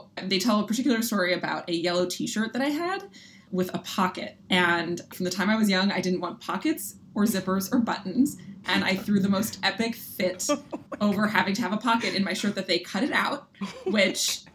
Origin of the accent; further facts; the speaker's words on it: Philadelphia, Pennsylvania, United States; I grew up in Philadelphia, and I feel like an important feature of my identity is just being a Philly kid